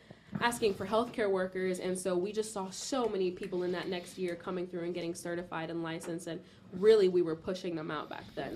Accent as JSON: {"language": "English", "town": "Miami", "region": "Florida", "country": "United States", "tie": "born or raised there", "said": "I was born and raised in Miami, and there's just something about the Southern manners that I appreciate."}